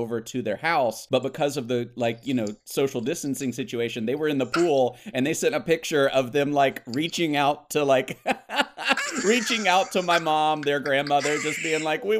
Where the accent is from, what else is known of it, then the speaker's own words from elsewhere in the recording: Alabama, United States; moved away; I'm actually originally from Alabama.